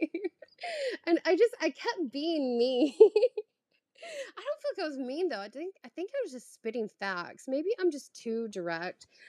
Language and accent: English; the South, United States; moved away as an adult; also born or lived in New York City; now in Paris, France; I'm from the South